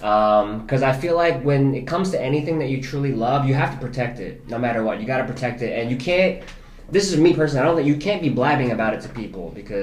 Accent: New Jersey, United States; I'm a Jersey boy, and I'm a full-on Jersey boy, like, to the T. I'm so East Coast. I've always had New York in my backyard.

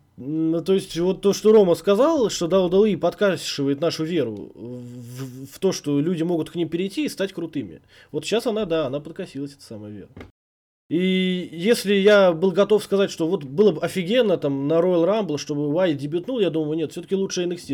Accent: Uzbekistan

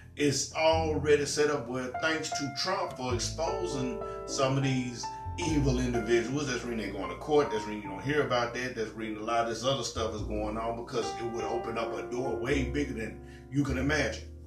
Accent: Tennessee, United States; I'm from Tennessee. You know, born and raised in Tennessee, live in Tennessee.

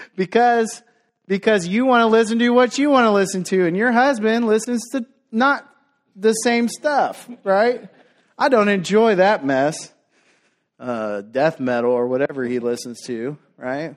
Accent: Dallas, Texas, United States; growing up in South Dallas

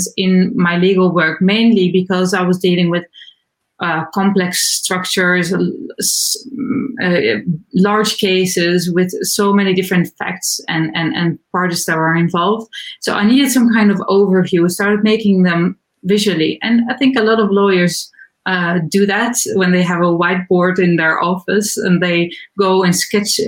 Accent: Netherlands; I'm from the Netherlands. I live in Amsterdam

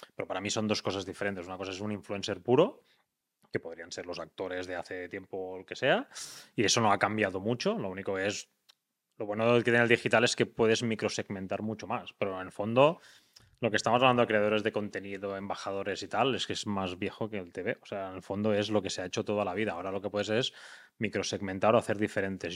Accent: Tarragona, Catalonia, Spain; now in Girona, Spain; Tarragona, que es de donde soy yo

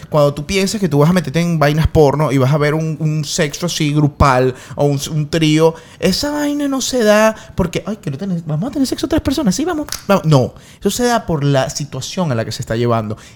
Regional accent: Venezuela; Nada, nosotros somos venezolanos y vamos a cerrar con venezolanos.

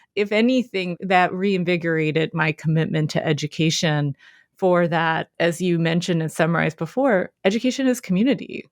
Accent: Philadelphia, Pennsylvania, United States; I'm born and raised in Philadelphia, P A.

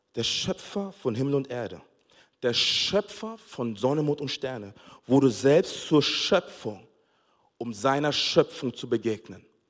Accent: Nuremberg, Bavaria, Germany; also born or lived in Togo; ich bin in Nürnberg aufgewachsen

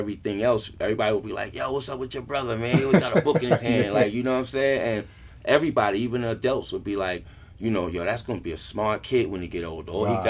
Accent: New York City, New York, United States; growing up in Brownsville, Brooklyn, period, man, it was crazy

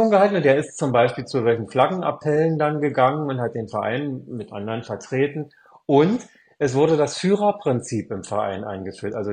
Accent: Spandau, Berlin, Germany; born there; wohne ich wieder da, wo ich geboren bin, in, in dem Stadtteil oder der Stadt ähm, Spandau

